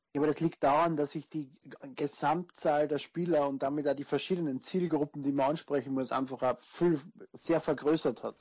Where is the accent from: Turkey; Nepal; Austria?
Austria; Ich bin Österreicher, wie man vielleicht hört. Also falls, falls ich in den Dialekt zurückfalle